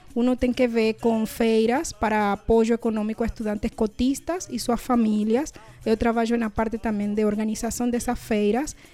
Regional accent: Panama; Portuguese is a second language; moved away as an adult; now in Brazil; sou de Panamá e cheguei a Brasil para fazer mestrado

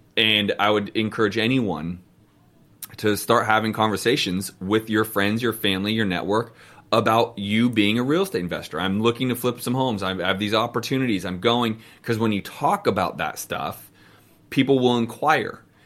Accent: Bay Area, California, United States; Yeah, the Bay Area, dude. That's us. I'm from there, bro.

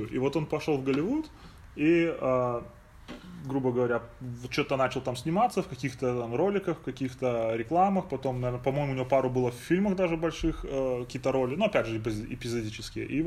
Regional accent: Minsk, Belarus; now in United States; с которым вместе мы приехали из Минска а, в Штаты.

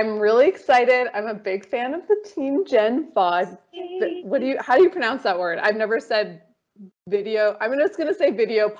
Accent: Detroit, Michigan, United States; born there; I was born outside of Detroit in the city, so there was a lot of things. And then we moved when I was about 10 or 11 to like the country.

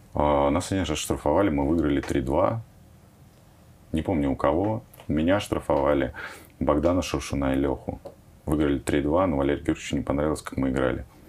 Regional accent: Moscow, Russia; я родился в Печатниках, и у нас там реально было такое заброшенное, очень плохое поле, где ходили собачки, периодически там а, лежали отходы, да, там, но можно было играть в футбол реально, ну, практически там полноразмерное поле. И мы все свое детство проводили там

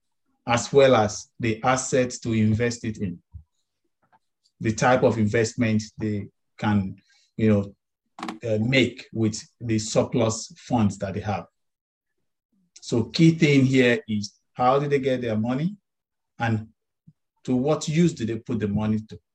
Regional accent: Nigeria; I'm from Nigeria

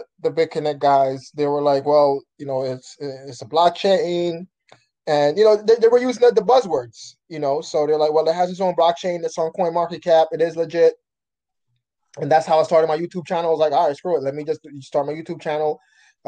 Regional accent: New York City, New York, United States; also born or lived in Jamaica; I was born in Jamaica, but I was raised here in Brooklyn, New York

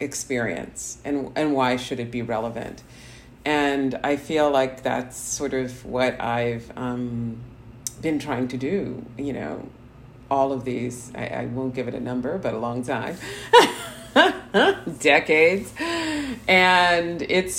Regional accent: New Jersey, United States; I'm a girl from Jersey.

